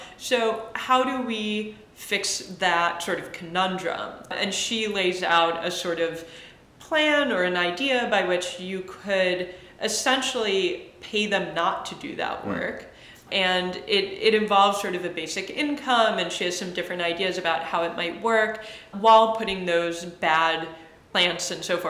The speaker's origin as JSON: {"language": "English", "region": "Massachusetts", "country": "United States", "tie": "born or raised there", "also_born_or_lived": "Michigan", "said": "I was born in Michigan. I moved around. I largely grew up in the suburbs of Massachusetts."}